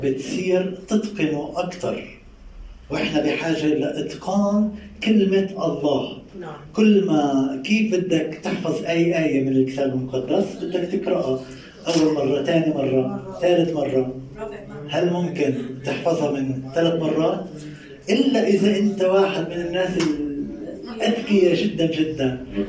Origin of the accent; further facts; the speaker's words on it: Palestine; المصطلح العامي عندنا بفلسطين